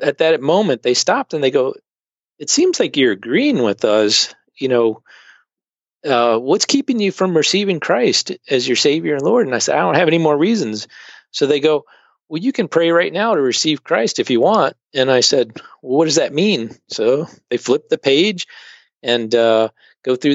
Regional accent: Richmond, Virginia, United States; moved away as an adult; also born or lived in Delaware / Russia / China / Singapore; now in Rochester, United States; I grew up in Richmond, Virginia, but a non-church family

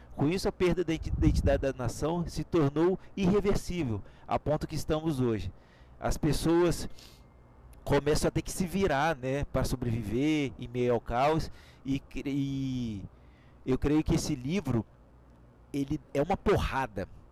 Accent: Brazil; nós somos brasileiros

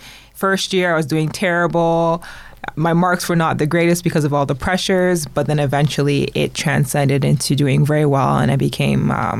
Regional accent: Toronto, Ontario, Canada; also born or lived in North York, Toronto; I was born in North York, Toronto.

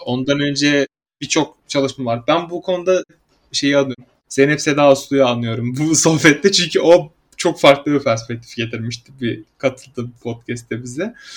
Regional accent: Samsun, Turkey; ben mesela Samsunluyum.

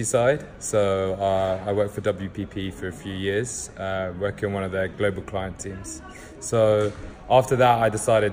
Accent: London, United Kingdom; also born or lived in Salisbury; I was actually born in Salisbury, not London, where I actually ended up living for the most of my childhood. But so I'm from London

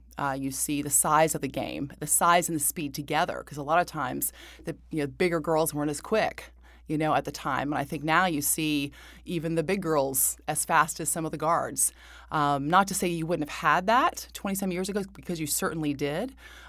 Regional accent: Buffalo, New York, United States; born there; And then I was born in Buffalo with the Buffalo Braves when he had his best years, I would say, as a player. And I was born there.

